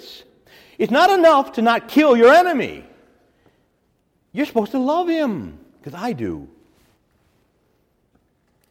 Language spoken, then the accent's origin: English; Chicago, Illinois, United States; I got born in Chicago, Illinois. I'm an American